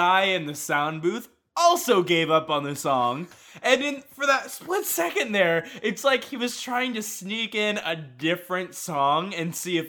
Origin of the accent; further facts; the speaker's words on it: Tampa, Florida, United States; I grew up in Tampa, which is a much worse city.